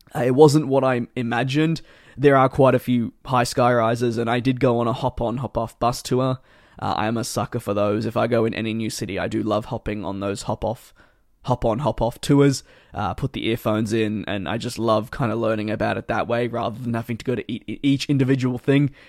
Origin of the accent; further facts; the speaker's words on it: Australia; growing up in Australia